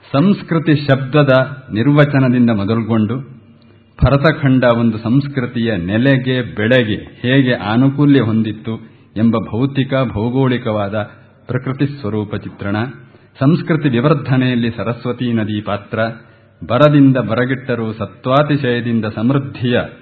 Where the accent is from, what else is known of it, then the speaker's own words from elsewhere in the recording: Kateel, Karnataka, India; ನಮ್ಮ ದಕ್ಷಿಣ ಕನ್ನಡ ನಾನು ಹೇಳ್ತೇನೆ ಕಟೀಲ್ನವನು